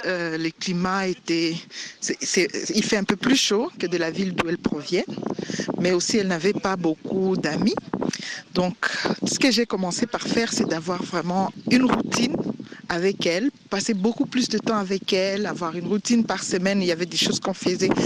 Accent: DR Congo; now in Bujumbura, Burundi; Je suis congolaise, République démocratique du Congo et euh, j'habite Bujumbura, la capitale du Burundi.

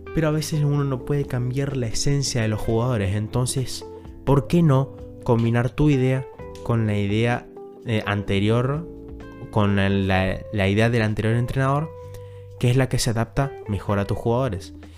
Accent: Argentina; yo soy de Argentina

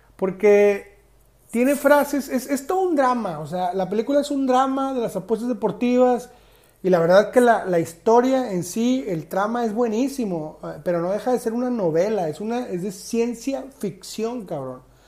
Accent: Monterrey, Nuevo León, Mexico; Yo soy regio 100%

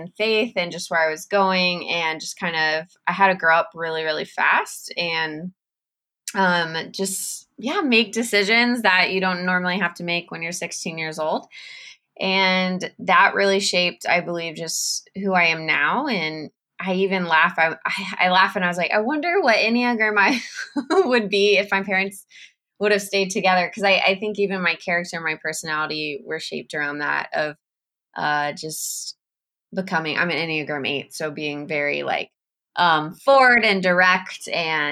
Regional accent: San Antonio, Texas, United States; moved away as an adult; now in Kenya; I am originally from San Antonio, Texas. Born and raised, never moved

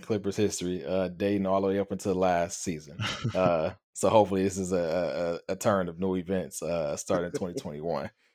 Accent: Los Angeles, California, United States; my hometown

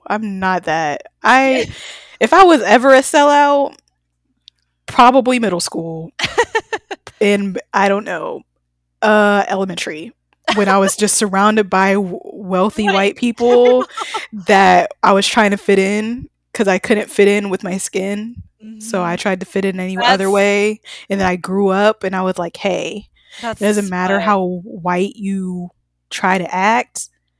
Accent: Atlanta, Georgia, United States; Girl, I was born and raised in Atlanta.

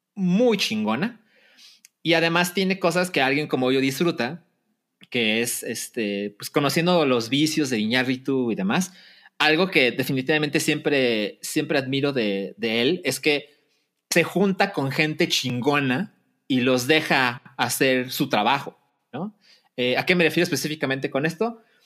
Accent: Mexico; cualquier mexicano entiende porque vivimos aquí y porque fuimos a la primaria

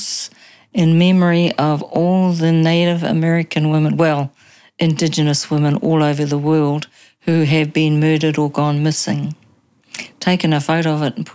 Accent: Whangaruru Harbour, Bay of Islands, Northland, New Zealand; I come from paradise in the Bay of Islands, right up the Whangarudu Harbour, where I was brought up there by my grandparents

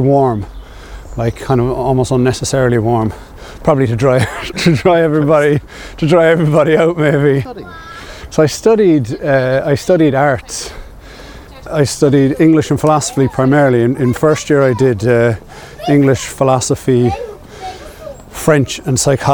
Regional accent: Passage West, Munster, Ireland; I'm from Passage West and I went to school in St. Peter's

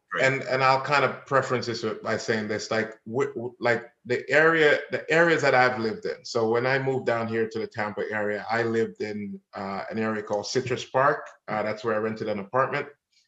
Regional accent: Jamaica; now in Florida, United States; Yeah, as a Jamaican, yeah, you gotta put in the work. So so I put in the work and yeah, saved up some money and moved to Florida

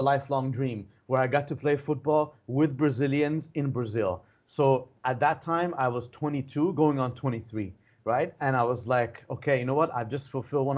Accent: Iran; moved away; from Iran

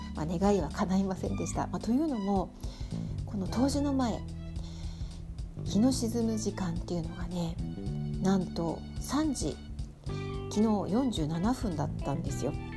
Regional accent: Tokyo, Japan; moved away as an adult; now in Hokkaido, Japan; 私が東京出身

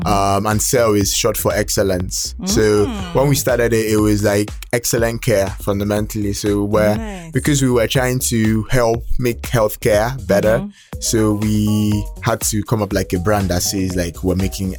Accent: Abia, Nigeria; I'm from Abia State.

